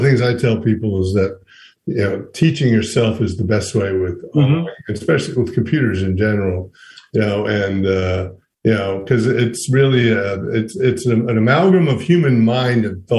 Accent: Smoky Mountains, United States; So as someone born and raised in the Smoky Mountains myself, I'm always interested in how people acquire their skills

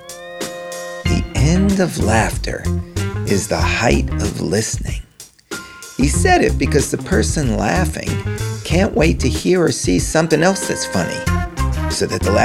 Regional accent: New York, United States; now in Los Angeles, United States; I was born in New York. I live in LA.

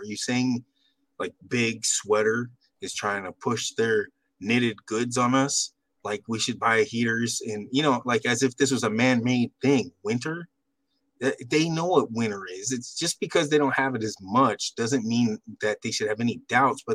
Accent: Central California, United States; now in Texas, United States; I'm more from, you know, Central California. So I'm out in Texas now

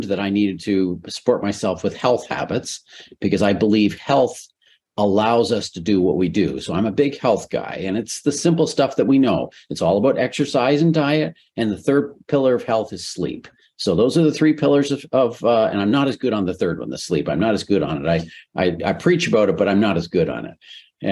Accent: Canada; So I'm Canadian.

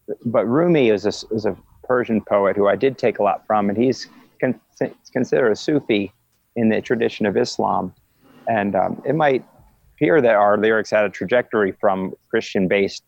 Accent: Philadelphia, Pennsylvania, United States; I was raised in Philadelphia

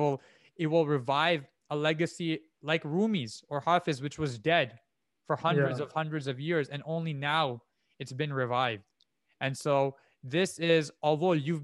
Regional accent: Pakistan; I am Pakistani

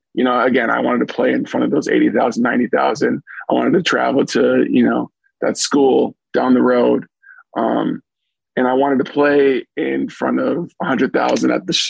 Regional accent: Minneapolis, Minnesota, United States; now in Los Angeles, United States; I'm from Minneapolis, Minnesota. So I grew up watching the Big Ten

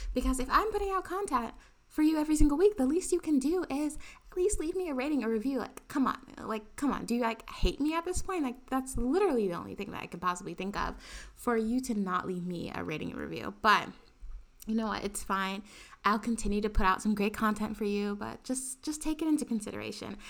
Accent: New York City, New York, United States; also born or lived in Harlem, Manhattan; I grew up in the Bronx and, and went to school in the Bronx

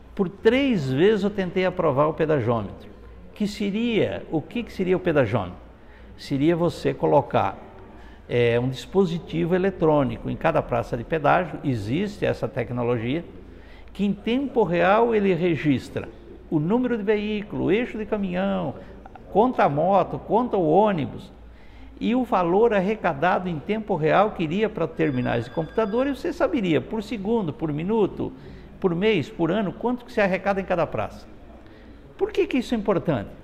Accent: Londrina, Paraná, Brazil; moro minha vida toda aqui em Londrina

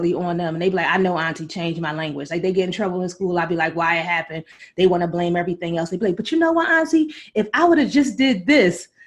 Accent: Philadelphia, Pennsylvania, United States; I grew up in West Philly, 40th and Market in the 90s

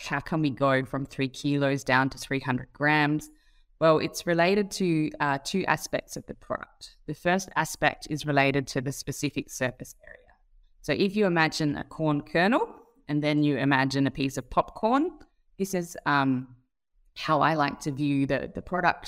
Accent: Australia; moved away; also born or lived in Singapore; I'm Australian by birth.

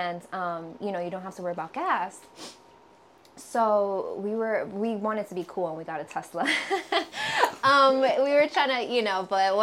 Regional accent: New Jersey, United States; I'm from Jersey. I'm a Jersey head

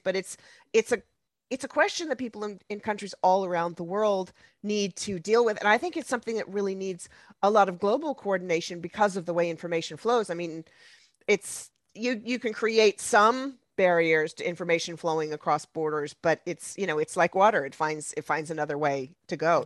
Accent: United States

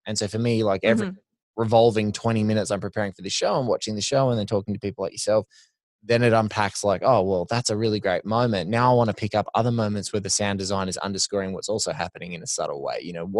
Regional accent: Australia; you know, you're Canadian, I'm Aussie.

